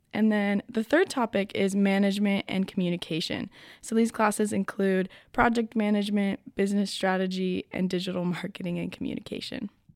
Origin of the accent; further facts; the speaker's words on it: United States; now in France; I come from the United States